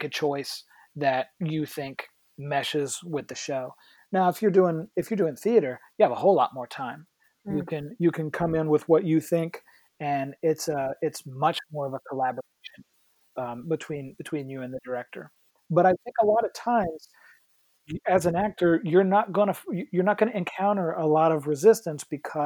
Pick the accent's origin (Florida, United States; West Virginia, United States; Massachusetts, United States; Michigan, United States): West Virginia, United States; moved away; I'm from West Virginia.